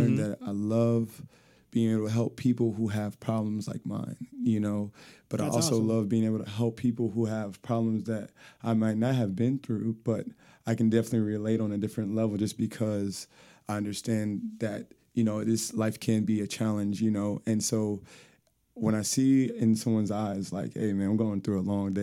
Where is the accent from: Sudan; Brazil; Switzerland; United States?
United States; Seguin, Texas; also born or lived in San Antonio, Texas; Technically, I was born in San Antonio, but I was raised in Seguin, Texas